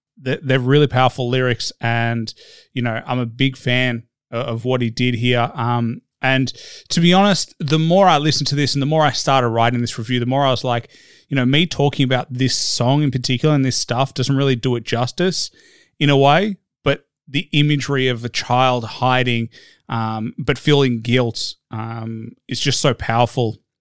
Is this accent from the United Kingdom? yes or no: no; Australia; as an Australian white guy